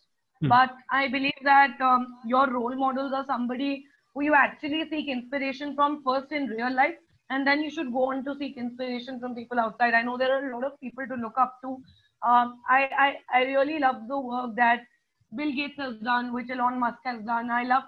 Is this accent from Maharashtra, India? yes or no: yes; Pune, Maharashtra, India; moved away as an adult; also born or lived in Ahmedabad / Vellore; I was born in Ahmedabad, brought up in Pune. And I've done most of my schooling in Pune itself